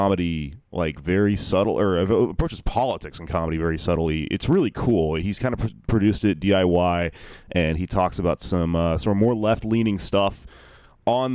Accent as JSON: {"language": "English", "town": "Houston", "region": "Texas", "country": "United States", "also_born_or_lived": "Austin, Texas", "moved": "yes", "lives_now": "New York, United States", "said": "I'm from Houston"}